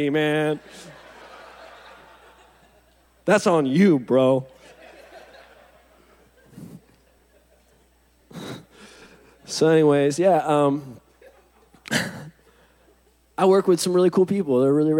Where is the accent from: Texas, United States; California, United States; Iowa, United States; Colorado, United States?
California, United States; Huntington Beach; I'm from Huntington Beach